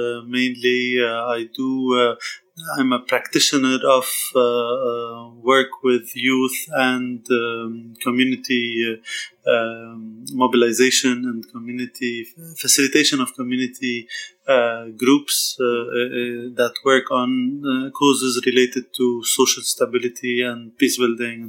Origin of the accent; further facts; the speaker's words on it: Tripoli, North Governorate, Lebanon; also born or lived in Batroun; I was raised in Tripoli, but I was born in Batroun